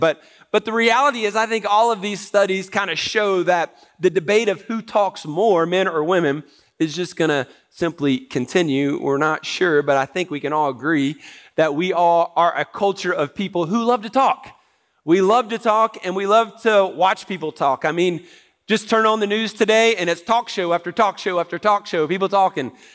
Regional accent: United States; as Americans

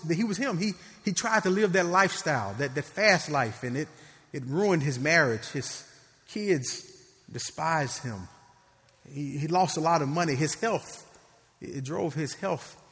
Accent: Memphis, Tennessee, United States; I grew up in Memphis

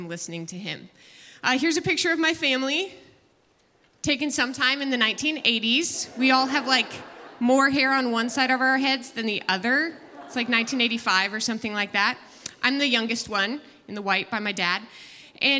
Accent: San Jose, California, United States; I was born and raised in San Jose

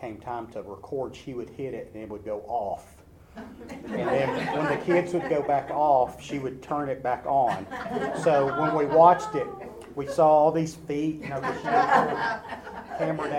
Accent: Nashville, Tennessee, United States; I grew up in the Donelson area

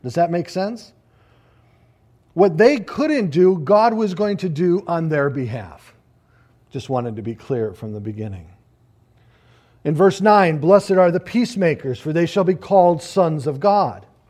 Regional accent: United States; we as American Christians

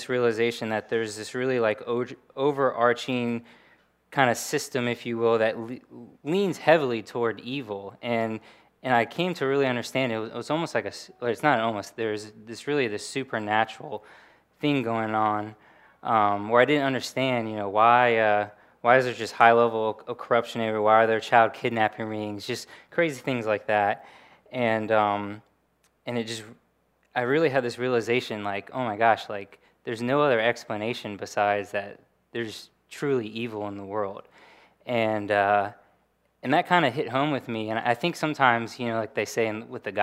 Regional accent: Williamsburg, Virginia, United States; I grew up in Williamsburg, Virginia, just down the road.

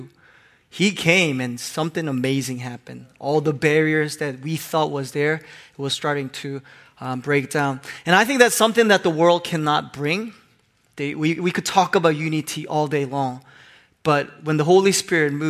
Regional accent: Hong Kong; moved away; I grew up in Hong Kong

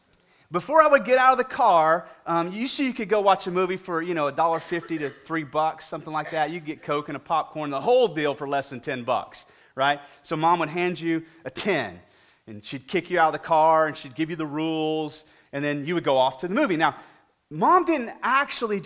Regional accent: Weatherford, Texas, United States; I grew up in Weatherford, W Town, out here to the west

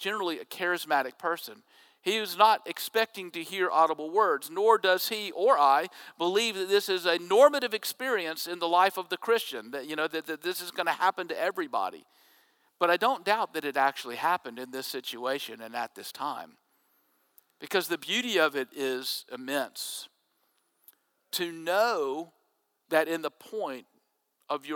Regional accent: Jackson, Mississippi, United States; I was growing up in Jackson, Mississippi

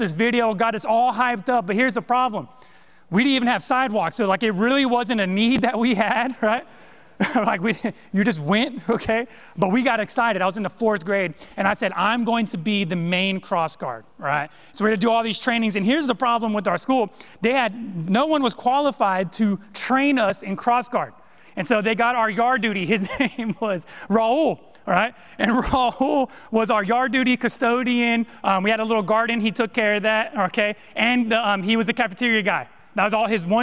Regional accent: Modesto, California, United States; moved away; I grew up in Modesto, California

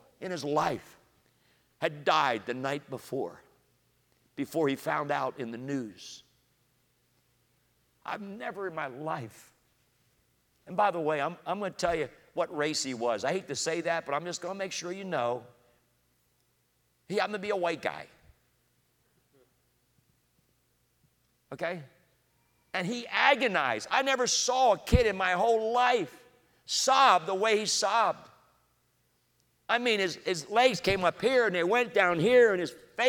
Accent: Coatesville, Pennsylvania, United States; I grew up in Coatesville and fell in love with the African-American community

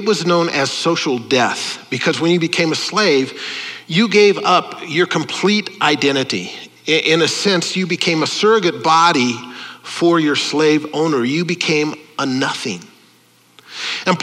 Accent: United States; I'm an American. I'm an Italian-American

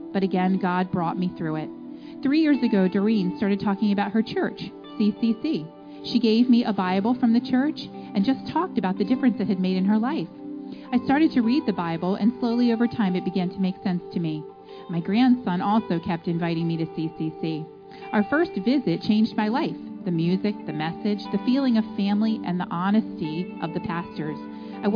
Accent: Lancaster County, Pennsylvania, United States; I was born and raised in Lancaster County

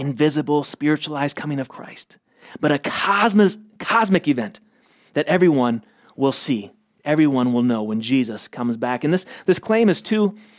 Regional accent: United States; as an American

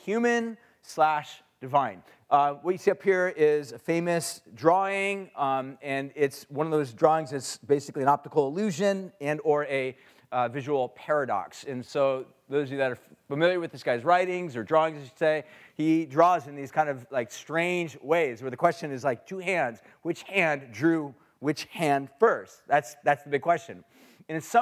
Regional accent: Huntington Beach, California, United States; I grew up in Orange County in Huntington Beach area

